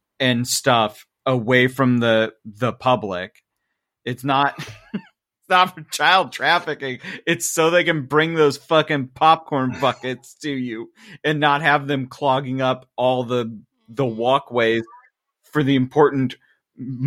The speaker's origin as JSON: {"language": "English", "region": "Midwest", "country": "United States", "said": "I'm from the Midwest"}